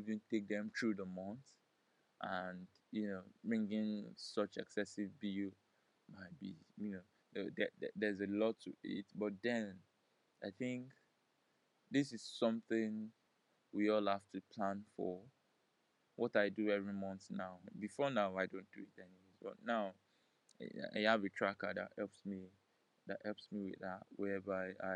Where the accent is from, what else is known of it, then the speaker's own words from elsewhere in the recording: Nigeria; I'm a Nigerian